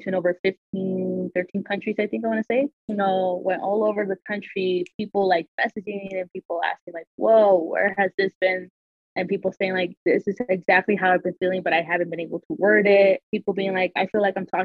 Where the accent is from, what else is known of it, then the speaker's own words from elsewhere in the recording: Salt Lake City, Utah, United States; But I was born and raised in Utah. Born and raised in Salt Lake City